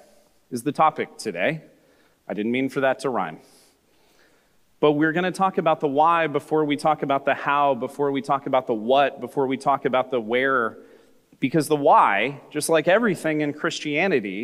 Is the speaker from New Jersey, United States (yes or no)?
no; California, United States; I grew up in America, in California, in the 1980s